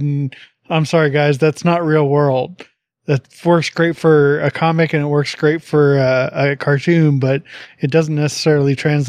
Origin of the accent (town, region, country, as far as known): United States